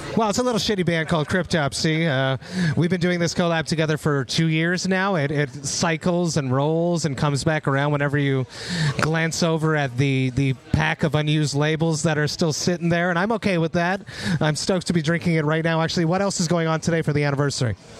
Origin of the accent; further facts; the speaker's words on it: Montreal, Quebec, Canada; my hometown of Montreal